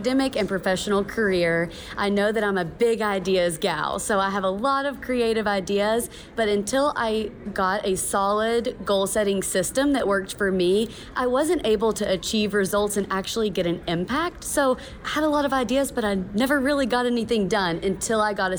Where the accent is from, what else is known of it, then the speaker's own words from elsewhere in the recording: Kentucky, United States; now in Boise, United States; Born and raised in Kentucky, but now called Boise home